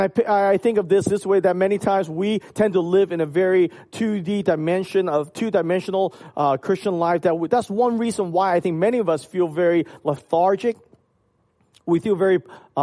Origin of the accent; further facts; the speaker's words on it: Hong Kong; moved away; when I was growing up in Hong Kong